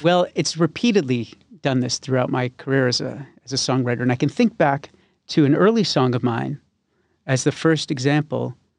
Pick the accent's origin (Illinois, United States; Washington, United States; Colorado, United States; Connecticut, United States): Connecticut, United States; West Hartford; also born or lived in Glastonbury; now in Nashville, United States; I was born in Hartford and I grew up in West Hartford and Glastonbury